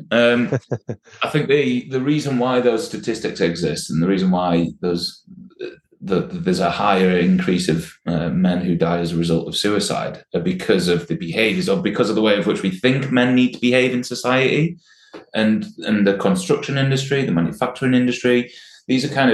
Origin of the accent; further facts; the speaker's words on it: Sheffield, Yorkshire and the Humber, United Kingdom; I well, I'm, I'm a Sheffield man.